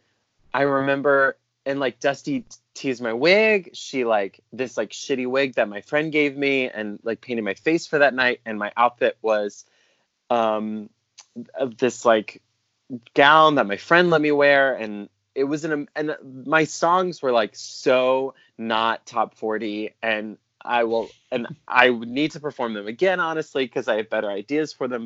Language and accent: English; South Carolina, United States; moved away; I'm from South Carolina originally